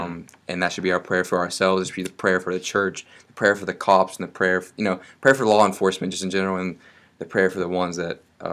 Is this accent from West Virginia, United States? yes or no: yes; West Virginia, United States; We grew up in West Virginia.